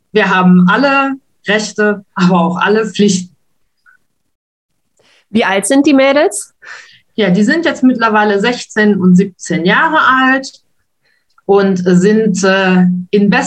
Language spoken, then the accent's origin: German; Wuppertal, North Rhine-Westphalia, Germany; moved away as an adult; also born or lived in Spain; now in Luxembourg; Gebürtig komme ich aus Wuppertal und bin dann mal eine Zeit lang nach Spanien abgetaucht